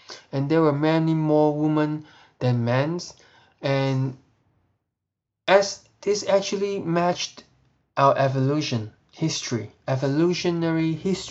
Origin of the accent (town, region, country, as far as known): Hong Kong; moved away